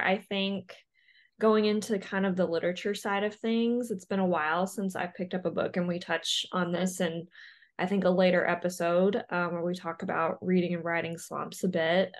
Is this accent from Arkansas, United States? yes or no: yes; Arkansas, United States; moved away as an adult; also born or lived in Ottumwa, Iowa; now in Iowa, United States; I grew up in Arkansas, but I currently live in Iowa